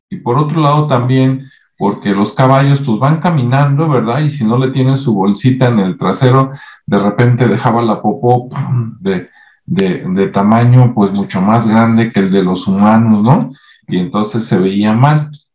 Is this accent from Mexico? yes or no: yes; Guadalajara, Jalisco, Mexico; en Guadalajara, Jalisco, por acá, donde yo nací